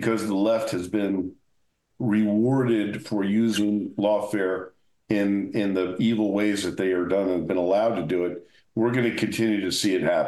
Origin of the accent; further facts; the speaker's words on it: New Jersey, United States; moved away as an adult; now in Las Vegas, United States; I came from New Jersey. I grew up in New Jersey. I was a cop in New Jersey